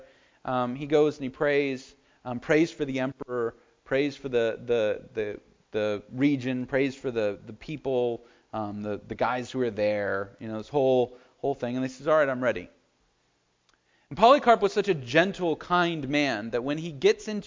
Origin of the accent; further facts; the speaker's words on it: United States; We as the American church